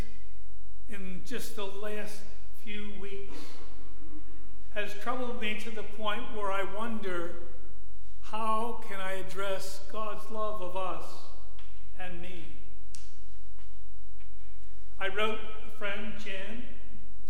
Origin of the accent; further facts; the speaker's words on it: Buffalo, New York, United States; I was born and raised in the Buffalo area. I was born at St. Francis Hospital in Buffalo.